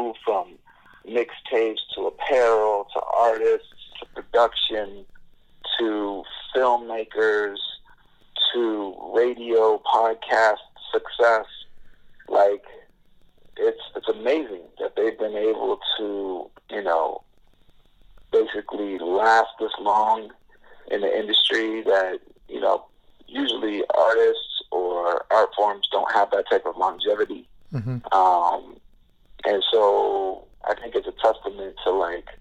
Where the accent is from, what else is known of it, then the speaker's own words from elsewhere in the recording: Miami, Florida, United States; growing up in Miami